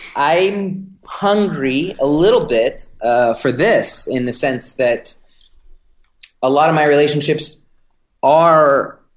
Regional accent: San Francisco, California, United States; I'm from San Francisco

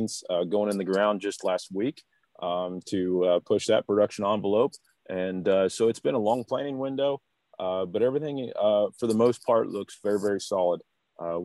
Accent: Wolcott, Indiana, United States; I'm originally from Wolcott, Indiana. Graduated from Tri-County High School

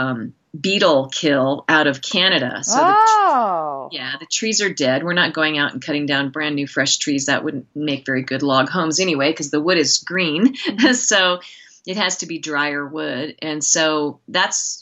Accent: outside the Willamette Valley, rural Oregon, United States; also born or lived in San Francisco / Seattle / Philadelphia; now in Montana, United States; I grew up in rural Oregon, which is also beautiful, in the, you know, outside of the Willamette Valley

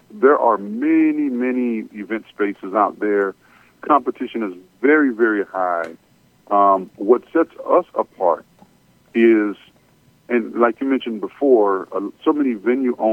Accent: Miami, Florida, United States; also born or lived in Port-au-Prince, Haiti / Atlanta, United States; I am Caribbean. I was born in Port-au-Prince, Haiti, and uh, at a very young age, we migrated to Miami, Florida, and then we moved to Atlanta. So we're uh, we've been in the Atlanta area since 1997.

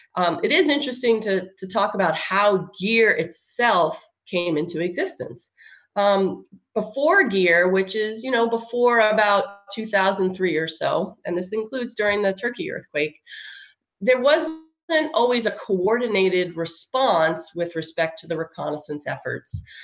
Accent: Long Island, New York, United States; moved away as an adult; also born or lived in California; now in Texas, United States; I'm from um, Long Island, uh, re- near New York City

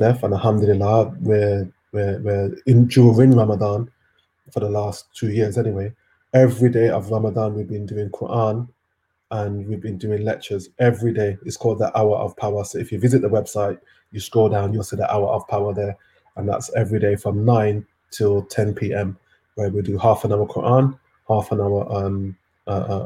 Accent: Jamaica; I'm Jamaican

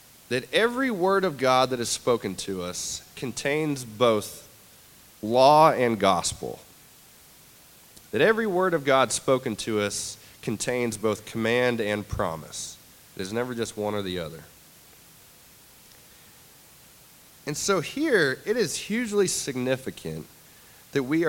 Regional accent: the South, United States; as a Southerner

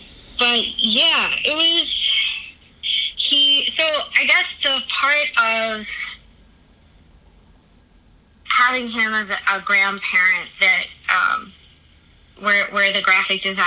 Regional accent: Valley Stream, New York, United States; I grew up in Valley Stream in the house that my dad grew up

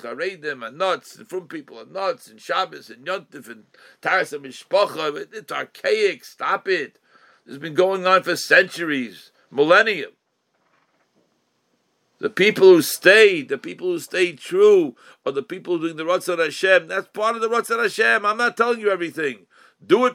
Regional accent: United States; as an American on both sides, with grandparents who lived in America, and great-grandparents who lived in America

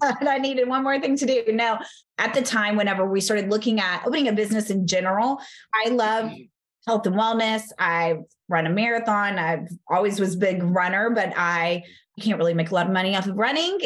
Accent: Texas, United States; I'm from Texas

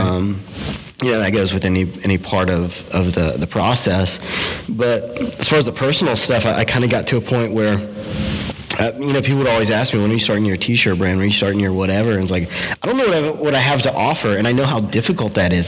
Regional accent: DeLand, Florida, United States; now in Orlando, United States; I grew up in a little town uh, in Florida called Deland between Daytona Beach and Orlando

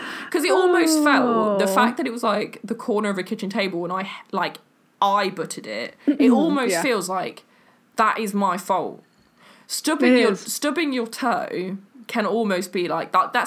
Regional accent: England, United Kingdom

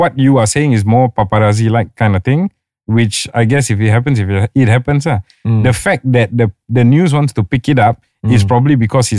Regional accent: Singapore; Singapore, we are common law tradition.

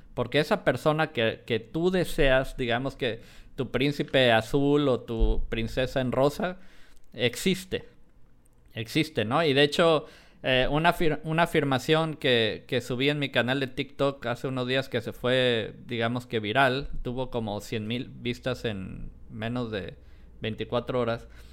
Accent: Colima, Mexico; also born or lived in Guadalajara; yo nací en Guadalajara, a pesar que viví muchos años en, Colima

